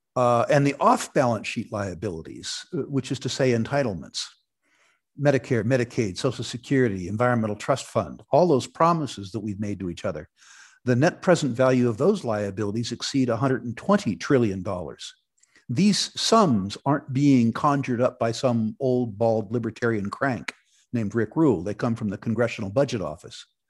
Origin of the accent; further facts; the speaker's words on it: Silicon Valley, California, United States; moved away as an adult; also born or lived in Vancouver, Canada; I grew up in Silicon Valley